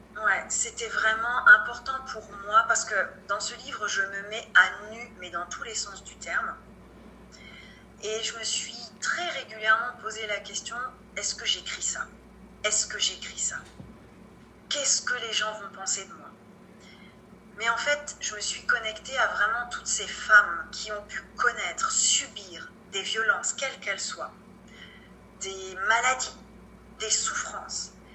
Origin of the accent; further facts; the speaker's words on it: France; chez nous en France